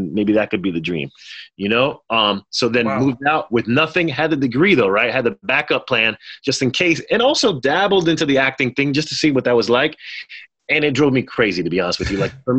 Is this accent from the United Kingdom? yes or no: no; Haiti; I'm in the south of France. I'm from Haiti, but I've never been to France before, I don't think at the time.